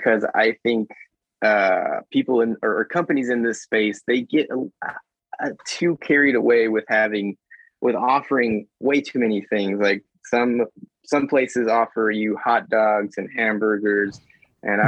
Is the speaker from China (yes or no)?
no; Mexico; moved away; I'm from Mexico, born in Mexico